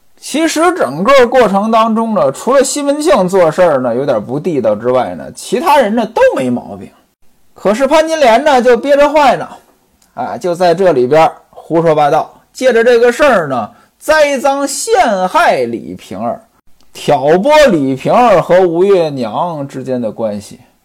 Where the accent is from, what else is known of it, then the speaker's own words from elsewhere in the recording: northern China, China; now in southern China; 原来呢，我生活在北方，我老家没这个习惯，我老家端午节呢，这个感觉都很淡